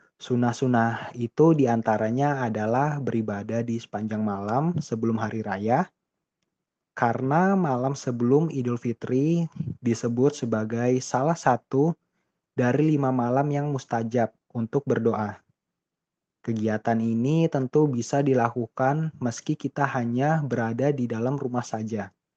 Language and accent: Indonesian; Indonesia; di daerah saya, Indonesia